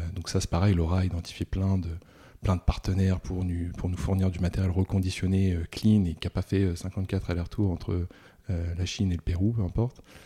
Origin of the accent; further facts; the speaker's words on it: Rouen, Normandy, France; je suis né à Rouen